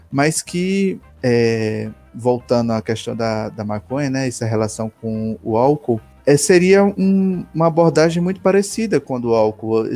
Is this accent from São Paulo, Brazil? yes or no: no; Recife, Pernambuco, Brazil; also born or lived in Campina Grande, Paraíba; Eu sou natural de Recife, Pernambuco, e mas não moro mais lá, moro agora no interior de Pernambuco